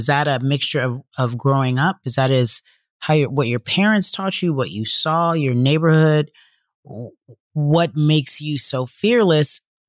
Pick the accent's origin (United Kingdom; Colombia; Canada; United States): United States; Philadelphia, Pennsylvania; I'm from North Philly, 215-267.